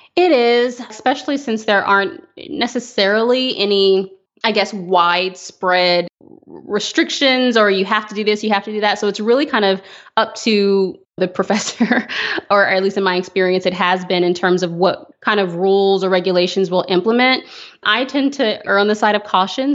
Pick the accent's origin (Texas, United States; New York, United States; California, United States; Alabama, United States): Texas, United States; Fort Worth; I'm a native Texan, so I grew up